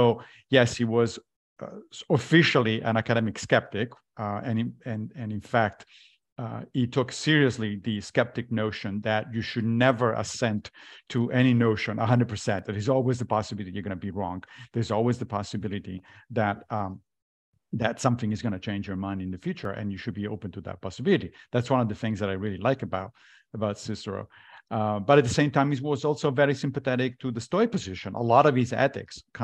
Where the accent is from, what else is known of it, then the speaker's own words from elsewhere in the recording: Italy; moved away; I grew up in Italy as a Catholic